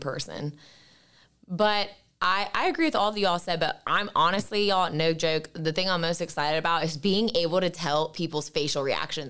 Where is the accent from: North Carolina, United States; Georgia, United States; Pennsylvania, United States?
North Carolina, United States; Raleigh; also born or lived in Boone, North Carolina; I'm a native to North Carolina. I am from Raleigh, so not too far away